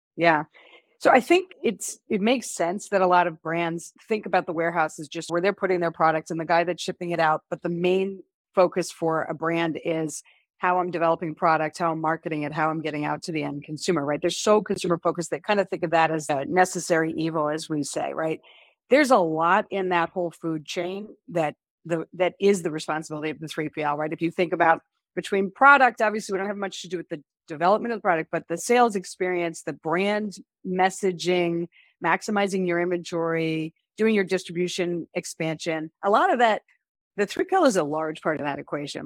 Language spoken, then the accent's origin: English; Chappaqua, New York, United States; also born or lived in Pennsylvania; I grew up in Chappaqua, New York, actually, it's about an h, hour north of the city